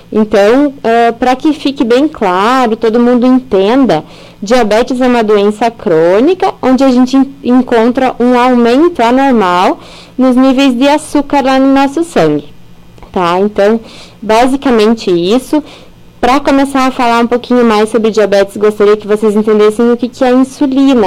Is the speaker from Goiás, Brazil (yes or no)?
no; Carazinho, Rio Grande do Sul, Brazil; moved away as an adult; also born or lived in Chapecó / São Paulo; nasci e cresci aqui na cidade de Carazinho